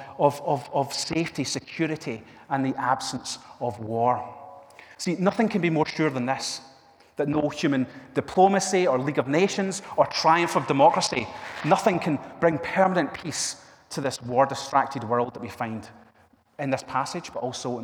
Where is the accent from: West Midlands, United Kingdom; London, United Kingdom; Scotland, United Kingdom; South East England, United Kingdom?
Scotland, United Kingdom; Argyll; also born or lived in Milngavie; I grew up in Argyll with my wife, Fiona, and this is close to where we grew up